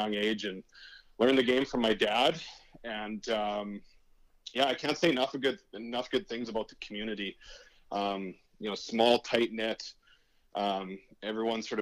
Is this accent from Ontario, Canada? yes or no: no; Prince Albert, Saskatchewan, Canada; I love Prince Albert. It was a great place to grow up.